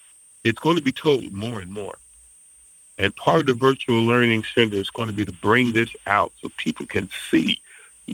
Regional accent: the South, United States; I grew up in the South

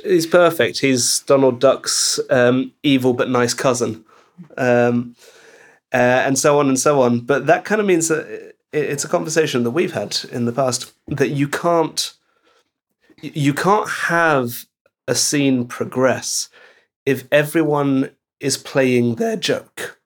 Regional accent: Belgium; moved away; I grew up in Belgium

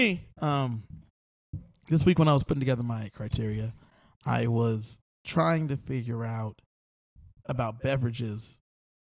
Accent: Southern California, United States; I'm from Southern California

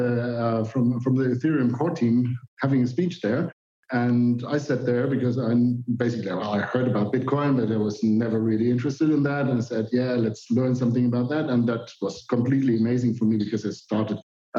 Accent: Germany; I'm a computer scientist. I'm from Germany

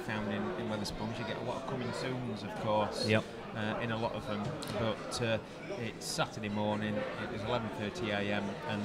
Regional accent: Wath and Brampton, Yorkshire and the Humber, United Kingdom; places like Wough and Wunwell, where I live and been brought up

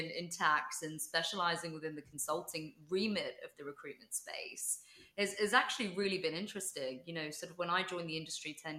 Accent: London, United Kingdom; I was born in London

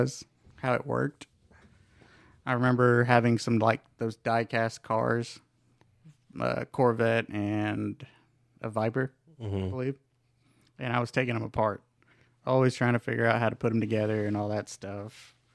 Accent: Gainesville, Texas, United States; Yes, sir. I grew up in Gainesville, Texas.

